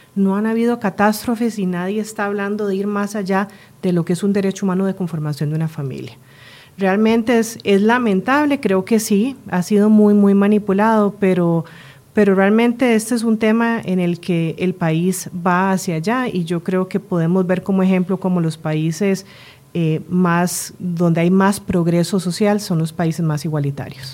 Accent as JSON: {"language": "Spanish", "country": "Costa Rica", "also_born_or_lived": "Spain", "moved": "yes", "said": "yo soy tica española, mi esposa es suiza, nos movemos a Costa Rica por temas de trabajo, regresamos al país después de muchos años"}